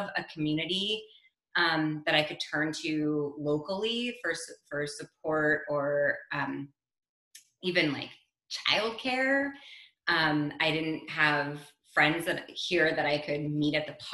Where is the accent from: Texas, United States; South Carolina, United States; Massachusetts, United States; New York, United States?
New York, United States; New York City; moved away as an adult; now in Bordeaux, France; I'm originally from New York City. I live in Bordeaux, France